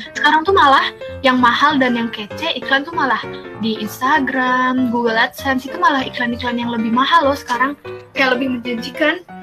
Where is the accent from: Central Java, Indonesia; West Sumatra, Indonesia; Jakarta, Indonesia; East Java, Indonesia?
Jakarta, Indonesia; Gue dari Jakarta di sini-sini aja